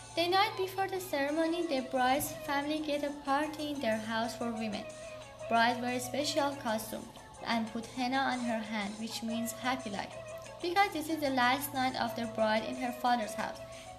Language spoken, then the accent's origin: English; Iran; English is a second language; moved away; I'm from Iran.